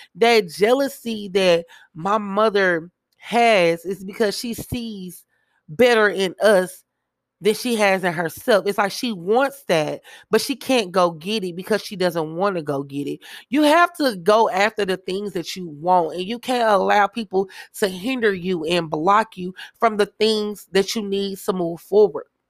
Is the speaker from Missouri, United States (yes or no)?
yes; Kansas City, Missouri, United States; I am from Kansas City, Missouri